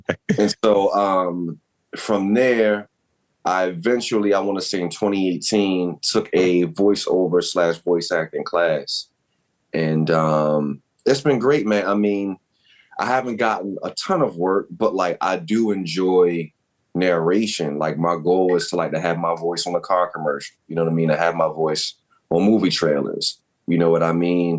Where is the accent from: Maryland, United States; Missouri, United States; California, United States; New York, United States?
Maryland, United States; Baltimore; grew up in Northeast Baltimore